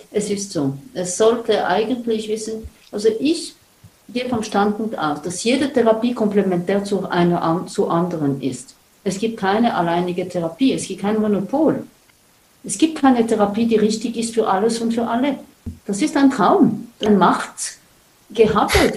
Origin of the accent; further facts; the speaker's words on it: Switzerland; bei uns in der Schweiz